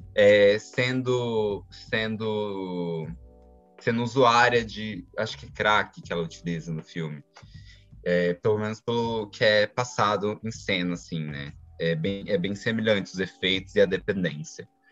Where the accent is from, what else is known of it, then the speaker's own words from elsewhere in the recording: Brazil; Eu falo a gente como brasileiros